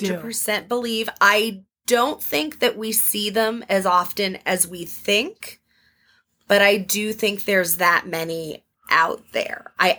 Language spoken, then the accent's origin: English; Arizona, United States; now in Washington, D.C., United States; I grew up in Arizona and we have, like, a little ghost town down the road